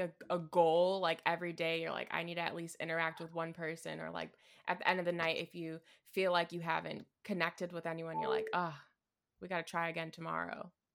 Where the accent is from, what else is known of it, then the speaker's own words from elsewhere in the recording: Midwest, United States; I'm from the Midwest